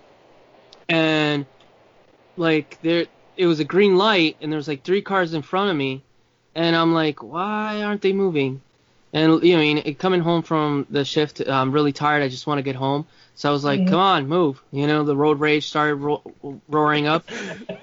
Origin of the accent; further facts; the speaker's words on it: Uruguay; I'm from Uruguay